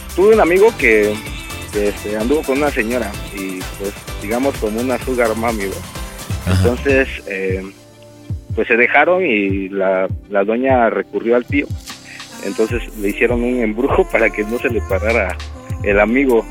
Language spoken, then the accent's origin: Spanish; Chiapas, Mexico; now in Mitla, Mexico; soy originario de Chiapas, pero me vine a trabajar acá